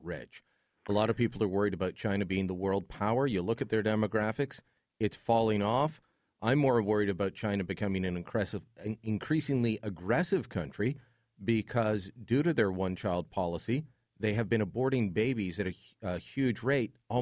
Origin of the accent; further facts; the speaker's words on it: Hamilton, Ontario, Canada; My hometown, The Hammer